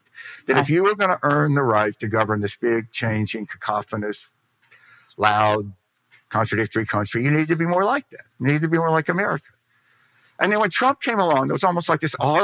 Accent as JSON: {"language": "English", "region": "Mississippi", "country": "United States", "said": "I'm from Mississippi"}